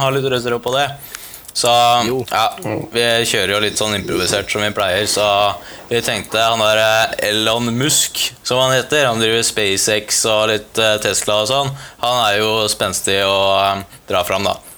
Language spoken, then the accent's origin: Norwegian; Porsgrunn, Telemark, Norway; hjemme der vi kommer fra, i Porsgrunn